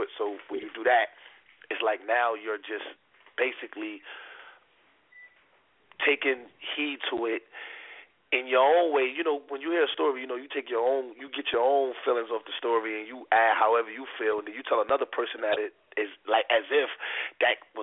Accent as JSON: {"language": "English", "town": "New York City", "region": "New York", "country": "United States", "said": "I'm from Harlem."}